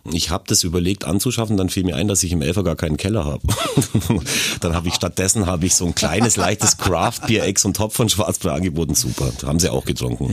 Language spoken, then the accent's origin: German; Augsburg, Bavaria, Germany; bei uns in Augsburg